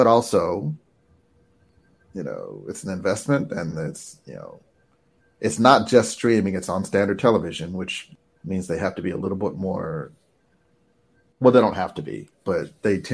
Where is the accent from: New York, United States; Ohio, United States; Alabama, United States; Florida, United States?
Alabama, United States; I am from Alabama